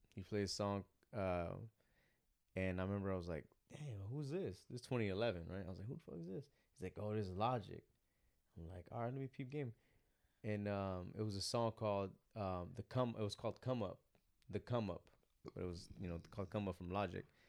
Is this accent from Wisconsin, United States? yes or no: no; Monterey County, Bay Area, California, United States; moved away; also born or lived in the South (US); I'm coming from Cali, I'm coming from Bay Area, I'm coming from, like, Monterey County type